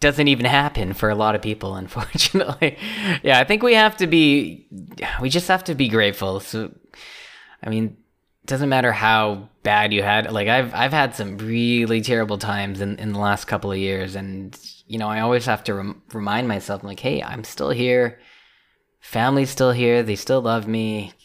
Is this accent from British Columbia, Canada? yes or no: yes; Richmond, British Columbia, Canada; moved away as an adult; also born or lived in China / Los Angeles, United States; for Vancouver, for Richmond specifically, uh, which is where I'm